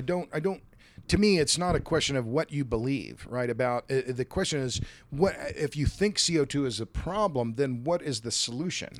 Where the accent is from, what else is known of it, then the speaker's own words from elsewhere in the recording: Tulsa, Oklahoma, United States; Tulsa's my hometown, Tulsa, Oklahoma